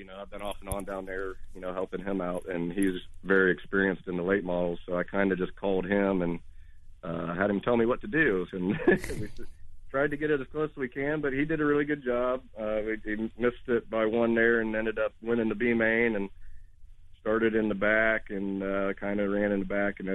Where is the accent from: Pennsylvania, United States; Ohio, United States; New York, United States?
Ohio, United States; Wooster; I'm from Worcester, Ohio, but the home base is out of Struthers with Rudzik Excavating.